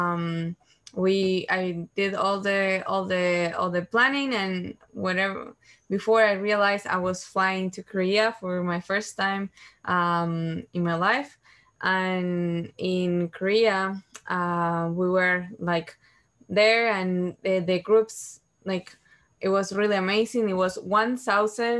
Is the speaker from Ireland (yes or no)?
no; Uruguay; I'm from Uruguay, and I was 19 years old